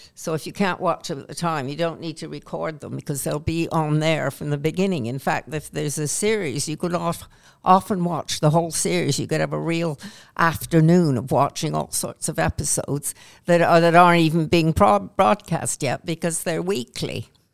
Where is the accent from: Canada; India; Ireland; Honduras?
Canada; accent: Canadian; moved away as an adult; now in England, United Kingdom; although I was born in Canada, I've been in England since nineteen sixty-six, married an Englishman, and I feel more English than Canadian now, even though I sound Canadian still